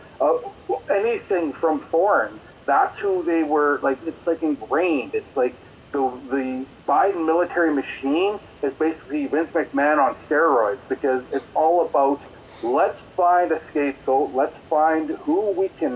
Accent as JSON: {"language": "English", "region": "Saskatchewan", "country": "Canada", "tie": "born or raised there", "said": "I grew up in Saskatchewan, was friends with the Hart family and Stampede Wrestling"}